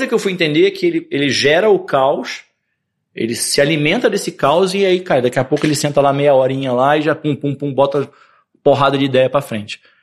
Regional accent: Rio de Janeiro, Brazil; Nasci no Rio de Janeiro. Na época, meus pais eram bem ciganos, assim. Minha mãe mudou, acho que umas nove vezes de apartamento no Rio. Mas entre esses nove endereços, eu comecei em Copacabana

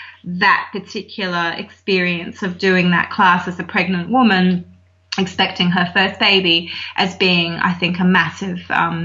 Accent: Hong Kong; moved away as an adult; now in Australia; I was actually born and raised in Hong Kong, of all places. My parents lived over there for many, many years. And so I didn't come to Australia to live until I was in, I think I was 23 when we moved here.

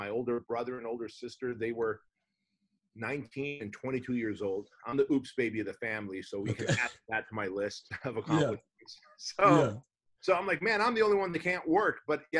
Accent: Santa Ana, California, United States; born or raised there; also born or lived in Armenia

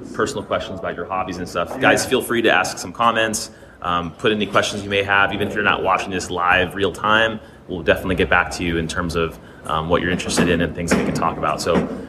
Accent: Vermont, United States; my hometown in Vermont

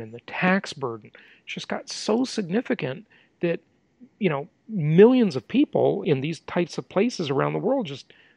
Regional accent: California, United States; moved away; my home state of California

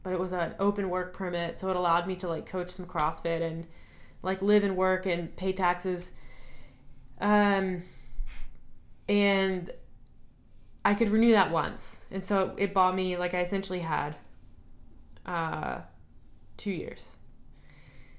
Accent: United States; moved away as an adult; also born or lived in Canada; as an American

